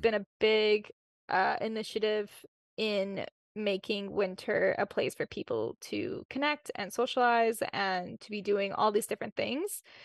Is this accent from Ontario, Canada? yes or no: no; Winnipeg, Manitoba, Canada; born and raised in Winnipeg